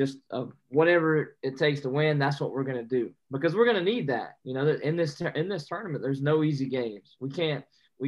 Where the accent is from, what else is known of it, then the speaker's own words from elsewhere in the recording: North Carolina, United States; I'm from North Carolina.